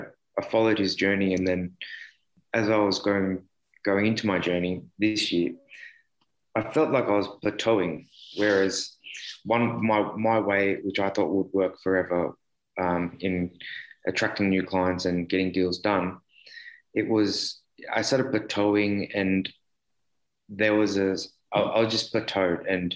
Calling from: Sydney, New South Wales, Australia; I'm from Sydney, Australia

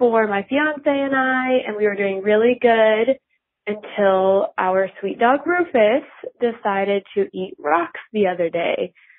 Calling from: Rogers, Arkansas, United States; I'm from Rogers, Arkansas

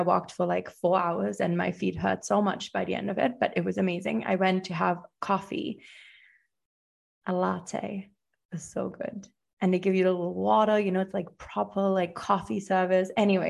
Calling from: Buenos Aires, Argentina; I am tuning in from Buenos Aires, Argentina.

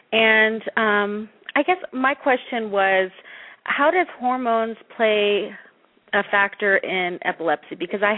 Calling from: Colorado, United States; I'm calling from Colorado.

